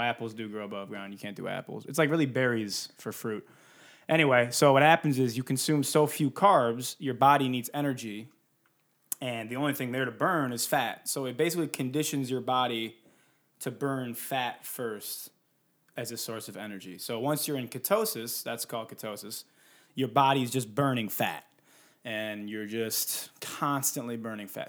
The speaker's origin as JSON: {"language": "English", "town": "Detroit", "region": "Michigan", "country": "United States", "moved": "yes", "lives_now": "California, United States", "said": "I'm from Detroit, and so I'm used to, like, snow, thunderstorms, an occasional tornado warning."}